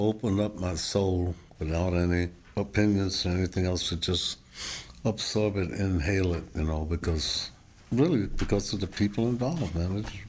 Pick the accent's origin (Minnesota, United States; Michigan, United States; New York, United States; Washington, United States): Washington, United States; Seattle; And I was from Seattle, you know, which is just the opposite. Garfield High School, that's Jimi Hendrix, Bruce Lee, we all in the same high school. We lived across the street from it.